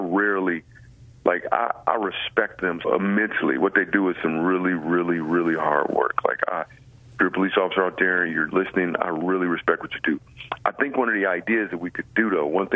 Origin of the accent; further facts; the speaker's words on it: Grand Rapids, Michigan, United States; I grew up in Grand Rapids, Michigan.